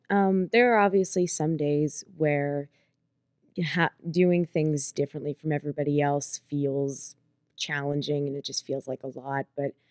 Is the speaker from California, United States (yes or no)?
no; Pittsburgh, Pennsylvania, United States; So I was born and raised in Pittsburgh, PA. I pretty much spent my entire life in one little township called Castle Shannon with my family.